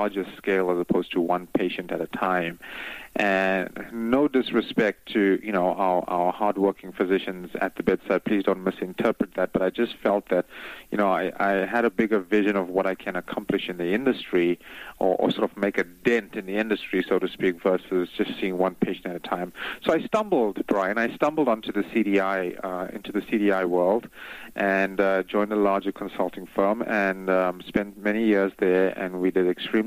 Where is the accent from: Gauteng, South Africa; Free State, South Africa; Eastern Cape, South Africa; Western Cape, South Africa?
Western Cape, South Africa; Cape Town; moved away as an adult; now in United States; I'm originally from South Africa. Cape Town, South Africa